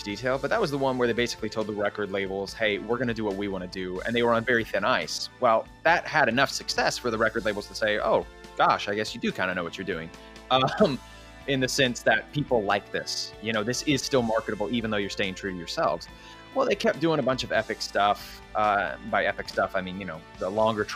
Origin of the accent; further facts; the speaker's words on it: United States; we're American